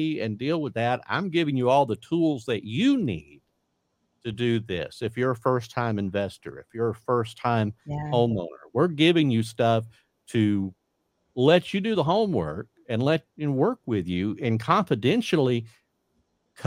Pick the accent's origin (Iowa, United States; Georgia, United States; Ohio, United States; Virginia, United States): Georgia, United States; Warner Robins; now in Florida Panhandle, United States; Georgia, my hometown of Warner Robins